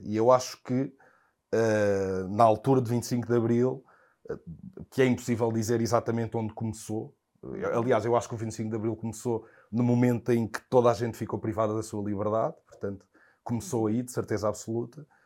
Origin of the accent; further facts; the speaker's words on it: Portugal; fui crescendo cá em Portugal